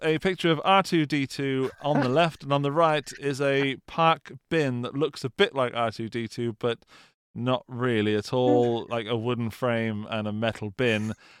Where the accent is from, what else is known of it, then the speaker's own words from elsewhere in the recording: United Kingdom; Dan, I am British, okay?